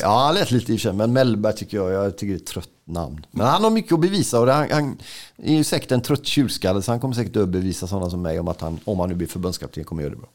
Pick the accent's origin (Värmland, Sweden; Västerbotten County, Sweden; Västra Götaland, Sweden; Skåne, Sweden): Västra Götaland, Sweden; Gothenburg; när jag var 14 så var gideoniterna i vår skola i Buråsskolan i Johanneberg